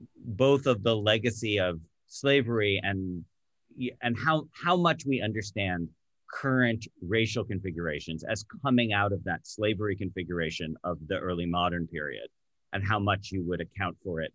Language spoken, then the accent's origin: English; United States; as an American